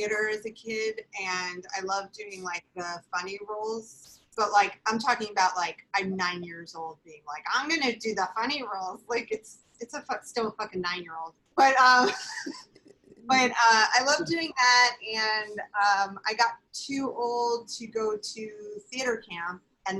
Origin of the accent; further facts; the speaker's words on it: Long Island, New York, United States; So I grew up on Long Island and it was nice.